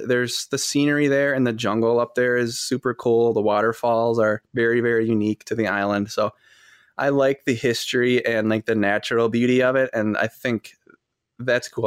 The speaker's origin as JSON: {"language": "English", "town": "Fond du Lac", "region": "Wisconsin", "country": "United States", "said": "I'm from Fond du Lac, Wisconsin."}